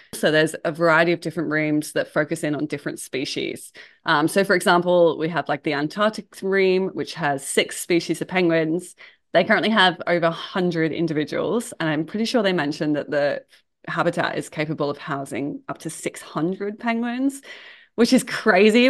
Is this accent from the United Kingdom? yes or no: yes; England, United Kingdom; moved away as an adult; so I'm from England originally, I've been here for about twelve years now.